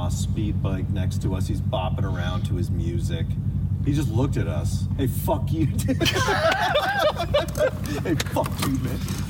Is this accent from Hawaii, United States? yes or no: no; Pittsburgh, Pennsylvania, United States; now in Los Angeles, United States; I grew up in Pittsburgh